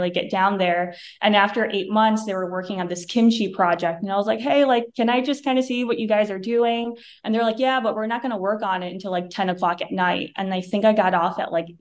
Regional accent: Johnson City, New York, United States; first language Vietnamese; English is a second language; moved away as an adult; also born or lived in Vietnam / Paris; now in Los Angeles, United States; when I was younger, we grew up in the Vietnamese town called Johnson City.

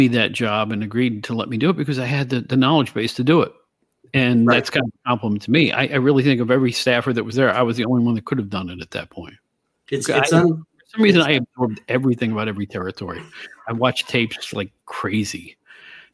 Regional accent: Albany, New York, United States; moved away; I'm from the Albany, New York area originally

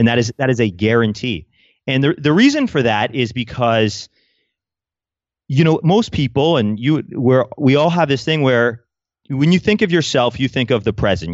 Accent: Canada; I'm Canadian

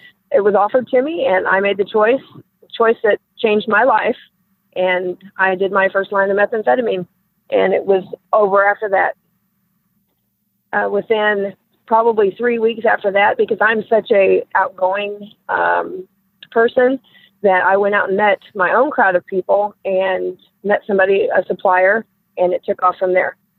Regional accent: Platte City, Missouri, United States; I grew up in Platte City, Missouri, which is a little farm town just north of Kansas City, Missouri

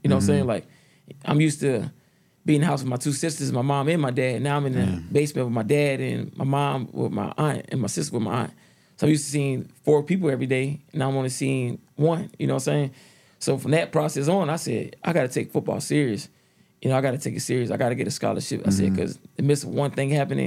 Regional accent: Stone Mountain, Georgia, United States; also born or lived in Decatur, Georgia; Born in Decatur, so you know, so on that side of town, then we moved to close to Stone Mountain, and that's where I played my first year of football

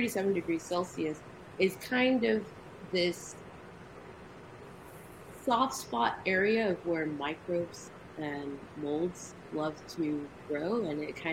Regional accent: United States; I'm a Nigerian American. I was born here, but my parents are Nigerian

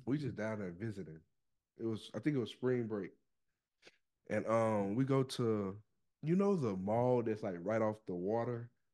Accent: Oxford, Mississippi, United States; I'm from Oxford.

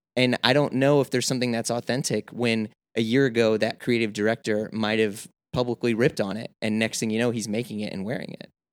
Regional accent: Midwest, United States; moved away as an adult; now in New York, United States; I come from the Midwest where it's not like I live in cornfields or podunk

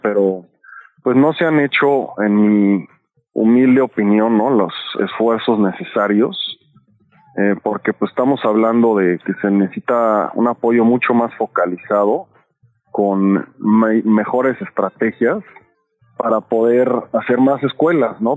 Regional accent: Mexico City, Mexico; como chilangos, chilangas

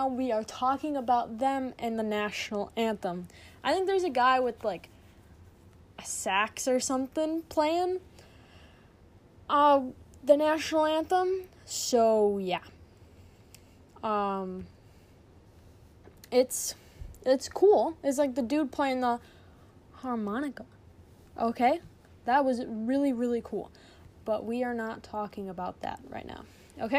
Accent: United States; We're American

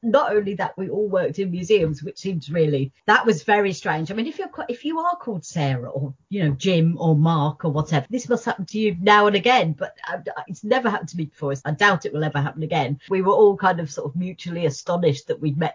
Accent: United Kingdom; first language English; when I was growing up in Britain, speaking English, British English, not American English

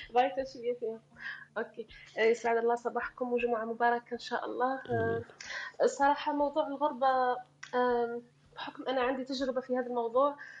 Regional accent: Algeria; moved away; انا كجزائريه

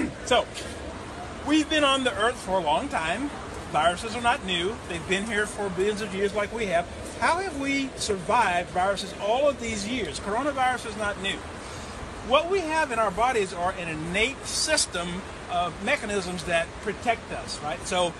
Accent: Amarillo, Texas, United States; Amarillo, Texas.

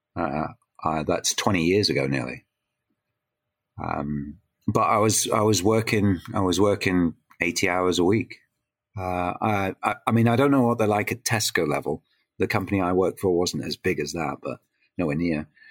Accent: Ontario, Canada; now in United Kingdom; I grew up in Canada

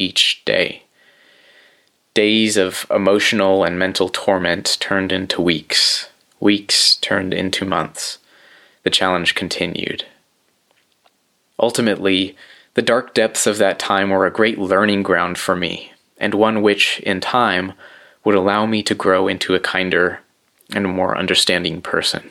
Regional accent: central coast of California, United States; I moved back to my hometown on the central coast of California

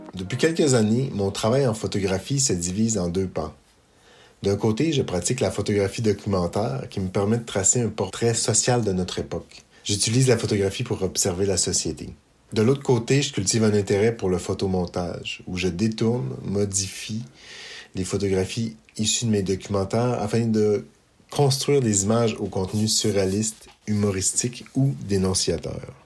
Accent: Eastern Townships, Quebec, Canada; Je suis originaire des cantons de l'Est

